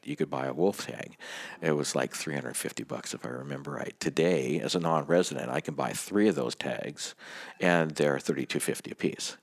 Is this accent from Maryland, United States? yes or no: no; Startup, Washington, United States; Startup Washington.